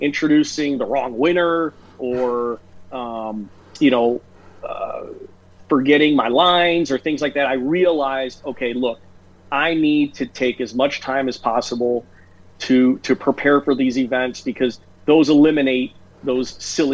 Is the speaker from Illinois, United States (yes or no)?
yes; Chicago, Illinois, United States; I grew up in the Chicago area